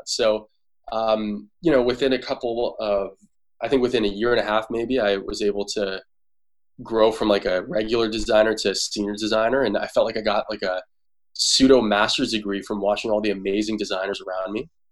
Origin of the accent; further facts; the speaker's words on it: Toronto, Ontario, Canada; now in San Francisco, United States; I'm from Toronto